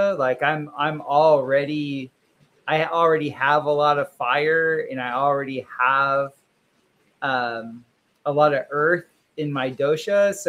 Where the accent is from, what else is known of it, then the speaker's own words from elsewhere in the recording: Florida, United States; also born or lived in Michigan / India / Costa Rica; I'm from South Florida. I went to school in Michigan. Then I moved back to South Florida. Then I lived in India. And southern, then southern India, and then I moved to Costa Rica.